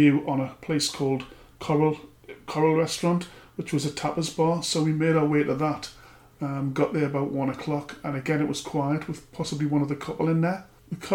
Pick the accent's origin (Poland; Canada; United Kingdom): United Kingdom; England; being English